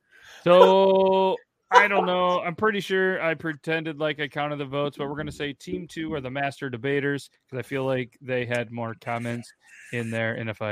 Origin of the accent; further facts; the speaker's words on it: New York, United States; I'm from New York.